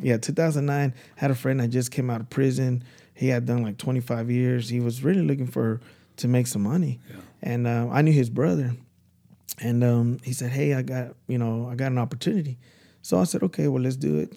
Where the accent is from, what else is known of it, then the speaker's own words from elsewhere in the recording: Dallas, Texas, United States; I'm from Dallas.